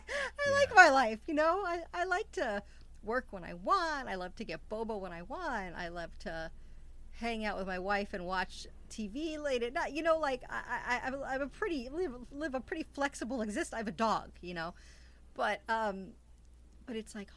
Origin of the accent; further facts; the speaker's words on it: New York City, New York, United States; moved away as an adult; also born or lived in Midwest; I left to go to the Midwest, and I'm from Queens